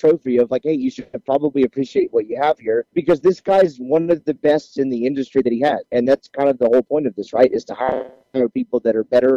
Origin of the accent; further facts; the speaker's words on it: Mississippi, United States; I grew up in Mississippi